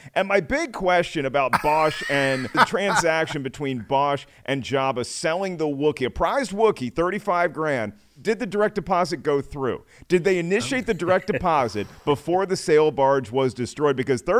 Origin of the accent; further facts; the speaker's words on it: the South, United States; I'm from the South.